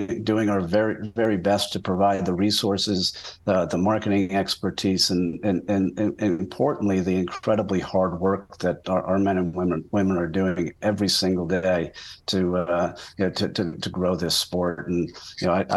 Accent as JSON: {"language": "English", "country": "United States", "moved": "as an adult", "lives_now": "Canada", "said": "As an American working in Canada"}